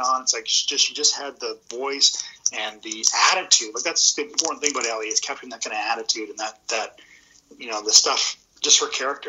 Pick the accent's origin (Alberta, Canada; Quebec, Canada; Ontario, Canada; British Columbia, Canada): Alberta, Canada; Edmonton; moved away; a born and raised uh, Edmontonian